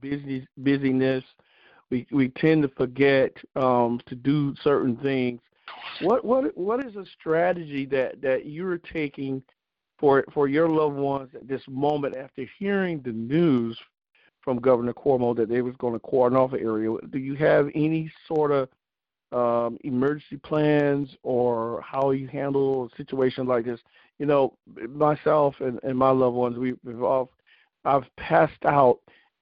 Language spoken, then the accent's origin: English; South Carolina, United States; my home state of South Carolina